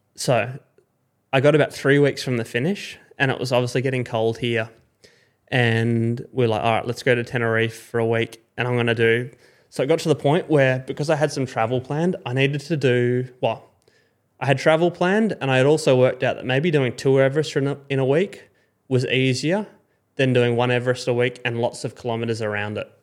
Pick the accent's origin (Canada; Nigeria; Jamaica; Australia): Australia; Perth, Western Australia; as an Aussie growing up